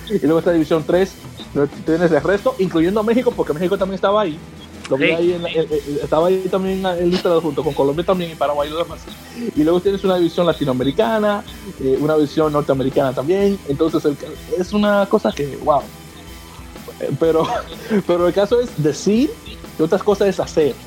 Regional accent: Dominican Republic; now in United States; como dominicano

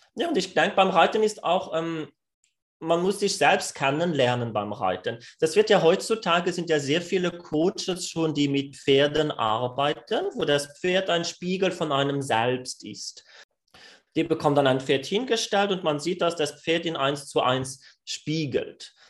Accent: France; German is a second language; ich bin Franzose, ich glaube, das wird sich noch raushören während dem Podcast

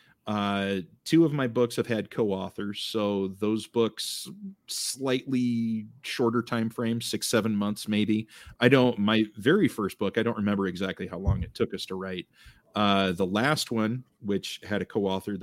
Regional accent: Eastern Iowa, United States; Born and raised in Eastern Iowa

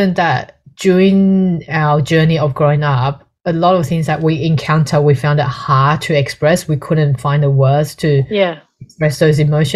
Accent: Australia; being an Australian

